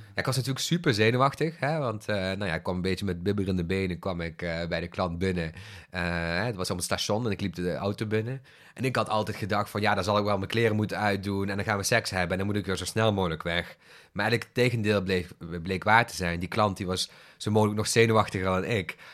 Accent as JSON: {"language": "Dutch", "town": "Bilzen", "region": "Flanders", "country": "Belgium", "tie": "born or raised there", "moved": "yes", "said": "toen ik opgroeide in het Belgisch platteland. Het was een klein dorpje, Bilzen"}